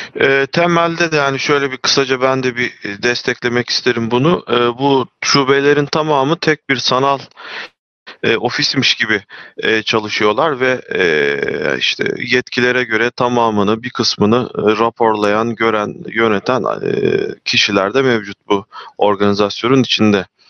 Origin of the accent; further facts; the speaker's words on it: Çanakkale, Turkey; ben Çanakkale'liyim.